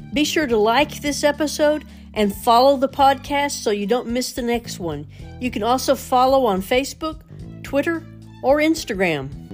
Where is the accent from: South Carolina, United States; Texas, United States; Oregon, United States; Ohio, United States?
Texas, United States; Arlington; moved away as an adult; now in Mineral Wells, United States; I grew up in Arlington